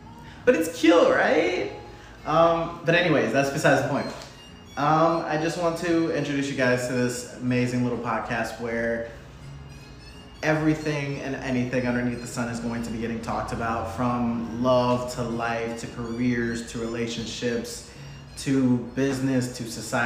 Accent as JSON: {"language": "English", "region": "Michigan", "country": "United States", "also_born_or_lived": "Ohio", "moved": "as an adult", "lives_now": "Florida, United States", "said": "I'm from Michigan. I moved down here from Ohio. I've been in Florida for about 6 years now"}